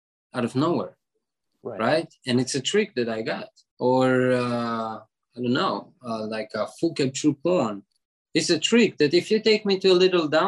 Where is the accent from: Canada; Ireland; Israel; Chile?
Israel; born or raised there